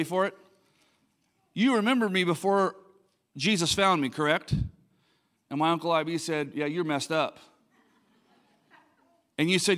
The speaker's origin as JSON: {"language": "English", "town": "Linda", "region": "California", "country": "United States", "tie": "born or raised there", "said": "I grew up in this place called Linda, California."}